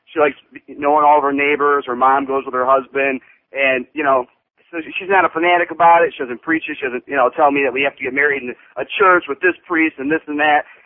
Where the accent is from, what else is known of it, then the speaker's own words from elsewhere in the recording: Detroit, Michigan, United States; now in Fort Myers, United States; I come from Detroit, and the radio up there is a little different